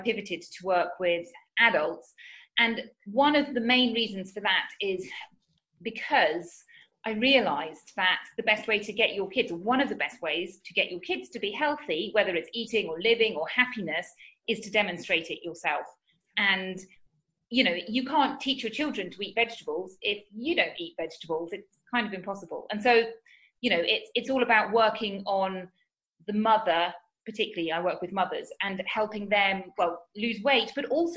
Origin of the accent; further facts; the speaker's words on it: United Kingdom; moved away as an adult; now in Spain; as you can tell from my accent, I'm from the UK